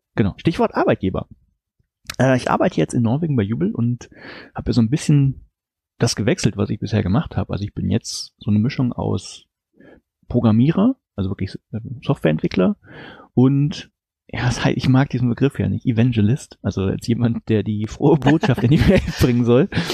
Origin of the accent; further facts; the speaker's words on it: Germany; moved away as an adult; now in Norway; Also ich als Deutscher